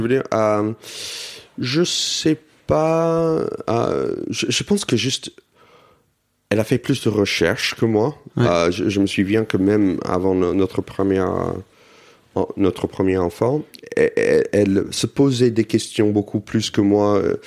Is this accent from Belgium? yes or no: no; United States; now in Paris, France; j'ai grandi aux États-Unis dans une communauté juive